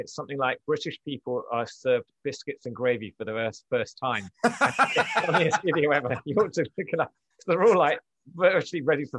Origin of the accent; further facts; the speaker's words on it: Alabama, United States; two fellow Alabama guys. So, you know, I count myself as one of you, obviously, as you can tell from my accent.